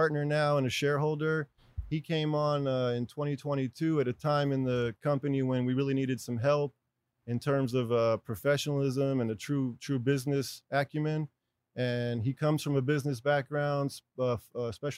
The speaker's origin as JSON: {"language": "English", "town": "Los Angeles", "region": "California", "country": "United States", "tie": "born or raised there", "said": "I was born and raised in Los Angeles"}